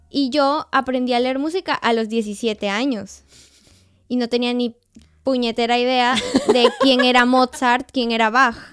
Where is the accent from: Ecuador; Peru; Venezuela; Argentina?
Peru; now in Austria; yo soy peruana